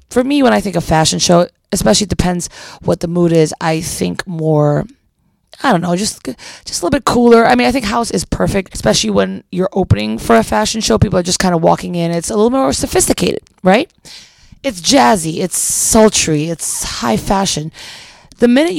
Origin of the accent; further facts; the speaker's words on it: Philippines; now in Chicago, United States; I am half Filipina. I grew up in the Philippines